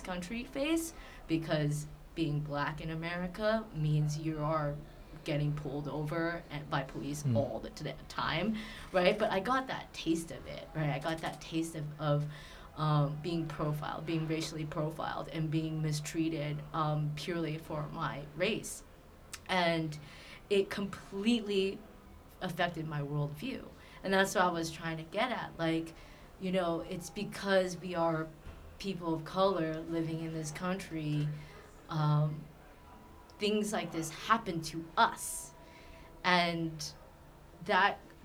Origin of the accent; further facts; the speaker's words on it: Southern California, United States; I grew up in Southern California